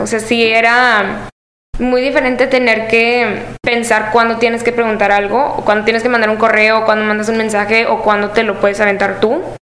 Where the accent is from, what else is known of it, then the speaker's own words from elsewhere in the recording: Monterrey, Nuevo León, Mexico; yo no estoy basada en Guadalajara, yo soy de Monterrey